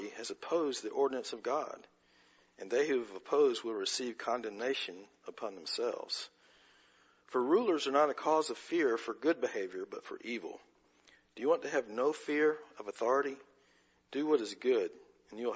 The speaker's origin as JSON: {"language": "English", "country": "United States", "said": "our heritage as American citizens"}